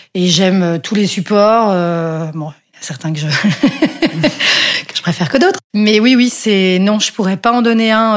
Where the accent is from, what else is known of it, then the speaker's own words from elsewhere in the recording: Brussels, Brussels-Capital Region, Belgium; j'ai grandi effectivement à Bruxelles dans une famille